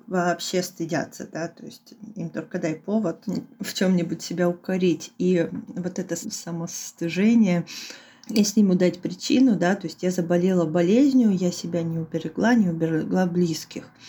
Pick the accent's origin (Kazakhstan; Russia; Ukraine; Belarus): Russia; Khabarovsk, Khabarovsk Krai; moved away as an adult; also born or lived in Moscow; я в этот момент находилась в Хабаровске у своих родителей в родном городе